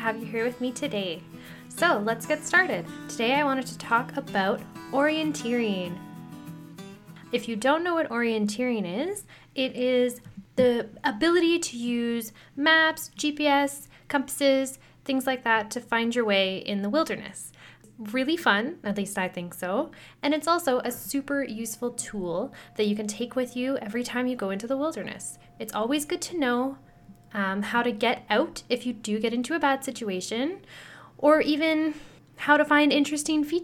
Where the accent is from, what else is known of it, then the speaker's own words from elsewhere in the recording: Sudbury, Ontario, Canada; my hometown here in Sudbury